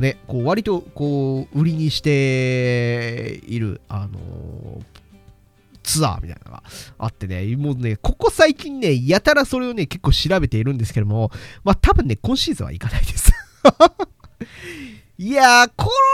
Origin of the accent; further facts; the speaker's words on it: Hokkaido, Japan; 道民だからこそね